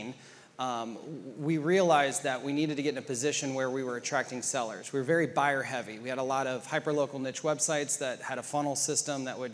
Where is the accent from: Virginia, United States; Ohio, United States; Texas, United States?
Ohio, United States; Columbus; so I'm from Ohio. Grew up in Columbus, Ohio, right 2 miles north of Ohio State campus.